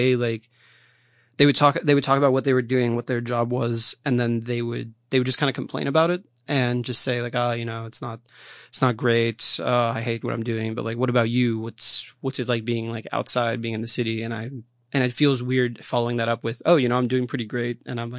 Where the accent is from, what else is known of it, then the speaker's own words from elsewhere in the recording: Philadelphia, Pennsylvania, United States; also born or lived in Brazil; now in Washington, United States; So I was born in Brazil and I lived there for about 2 years. I moved to Philadelphia with my family and then I came to DC for college about 6 years ago.